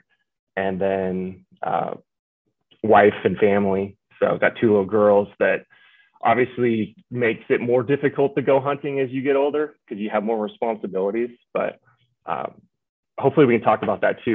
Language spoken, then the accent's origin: English; Washington, United States; born and raised in Washington